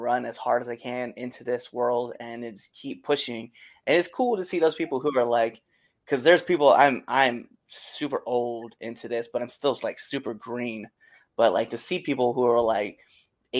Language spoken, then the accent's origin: English; Nebraska, United States; moved away; also born or lived in Auburn, Massachusetts; I'm originally from Nebraska